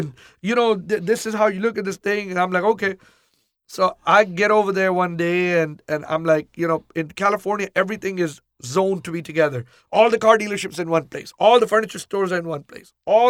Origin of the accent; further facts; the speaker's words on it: Pakistan; now in Houston, United States; Before we came from Pakistan, my dad was in drapery business and furniture business briefly.